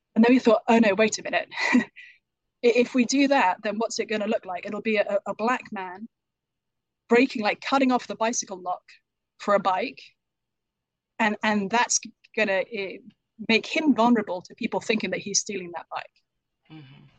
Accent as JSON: {"language": "English", "country": "United Kingdom", "accent": "British", "moved": "yes", "lives_now": "United States", "said": "I'm from the UK, as people might be able to tell from my accent"}